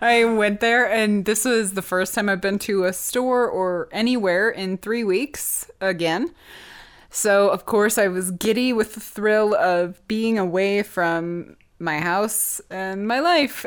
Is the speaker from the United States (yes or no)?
yes; United States; as an American